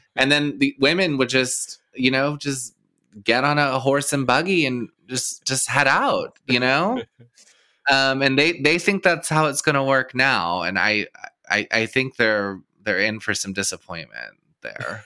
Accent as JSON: {"language": "English", "region": "Texas", "country": "United States", "tie": "born or raised there", "moved": "yes", "said": "I grew up in Texas"}